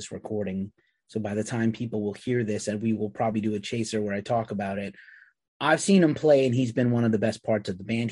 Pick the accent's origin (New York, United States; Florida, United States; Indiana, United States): New York, United States; New York City; I'm from New York City